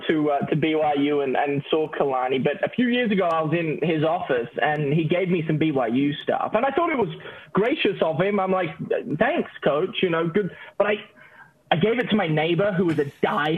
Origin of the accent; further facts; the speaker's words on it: Australia; moved away; also born or lived in Utah; I'm from Australia